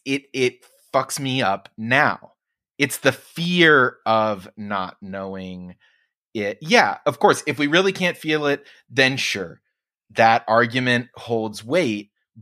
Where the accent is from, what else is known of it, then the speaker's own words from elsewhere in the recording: Oklahoma, United States; I mean, I grew up in Oklahoma for a lot of it, and it was Christian